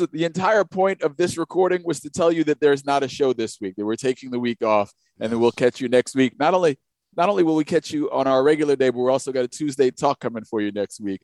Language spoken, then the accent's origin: English; New York, United States; we didn't really get New York State history coming up through school.